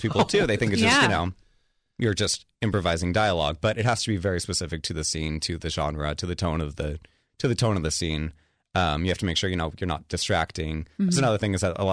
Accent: Palos Verdes, California, United States; also born or lived in Long Beach, California; I grew up in Long Beach for elementary school and then middle school, high school in Palos Verdes

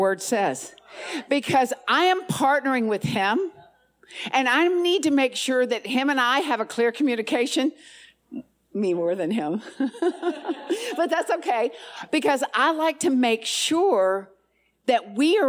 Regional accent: the South, United States; I'm from the South

